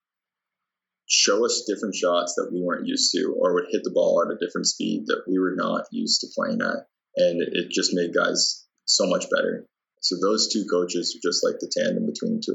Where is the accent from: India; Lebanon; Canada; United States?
Canada; St. Thomas, Ontario; I'm actually from St. Thomas